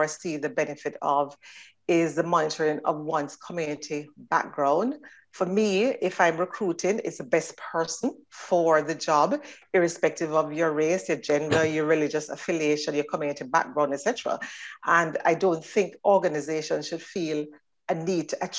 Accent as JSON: {"language": "English", "country": "Jamaica", "moved": "as an adult", "lives_now": "Northern Ireland", "said": "Starting back in Jamaica, which is my home country"}